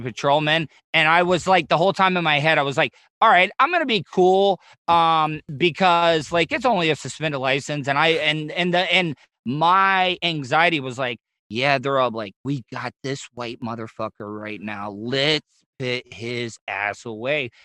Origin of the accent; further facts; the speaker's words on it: the South, United States; I grew up in the South where like we would, yeah, we would shit outside